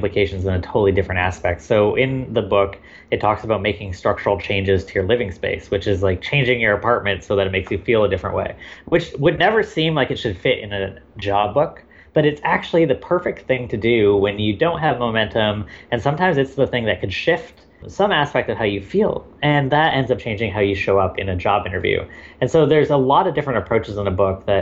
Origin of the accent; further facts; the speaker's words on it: Victoria, British Columbia, Canada; I am Canadian. I grew up in a small town called Victoria, BC